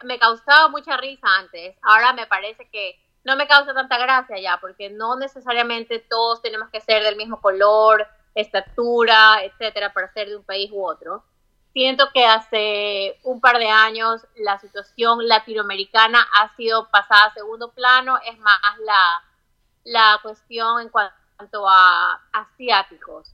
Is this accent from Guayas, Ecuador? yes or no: yes; Guayaquil, Guayas, Ecuador; moved away as an adult; also born or lived in Florida, United States; now in Virginia, United States; Yo cuando era chica y estaba en Ecuador, estaba en Guayaquil